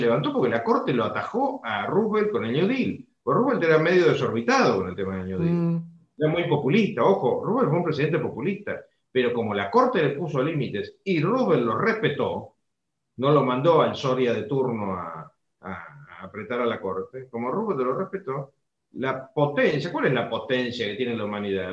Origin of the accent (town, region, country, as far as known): Argentina